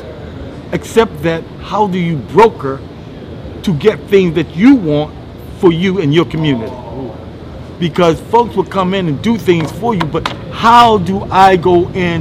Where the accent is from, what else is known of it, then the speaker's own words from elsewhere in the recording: Baltimore, Maryland, United States; growing up in Baltimore, actually, I come from a family of 7 brothers and 4 sisters. I was actually born in Somerset Projects